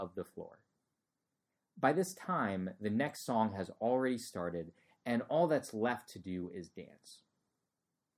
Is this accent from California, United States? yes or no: no; New Jersey, United States; moved away as an adult; also born or lived in Florida; I came from New Jersey, suburban, you know, I think 95% of my high school class was white Caucasian